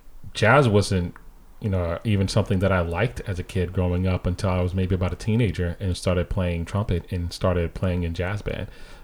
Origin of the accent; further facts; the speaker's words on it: Hartford, Connecticut, United States; some of the people that I grew up with musically in Hartford.